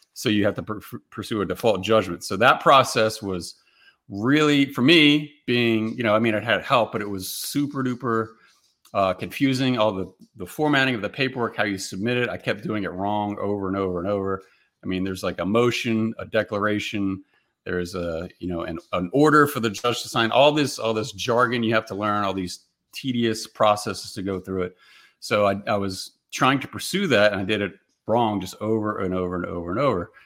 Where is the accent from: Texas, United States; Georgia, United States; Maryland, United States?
Maryland, United States; moved away as an adult; now in Tennessee, United States; I grew up in Maryland, came back to Maryland for a little while